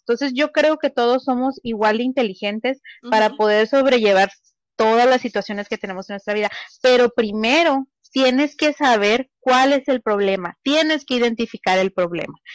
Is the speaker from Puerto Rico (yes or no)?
no; Mexico; nací en México